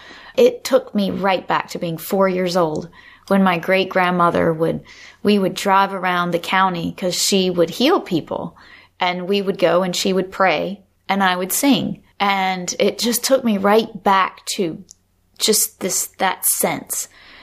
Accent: the South, United States; I think there was that spiritual, especially growing up in the South, and the whole Pentecostal or that sort of tradition where people would wade in the water.

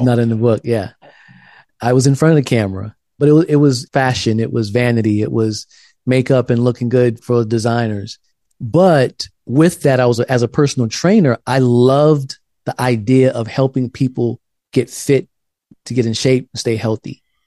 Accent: South Carolina, United States; now in Pasadena, United States; I grew up in South Carolina in a black church

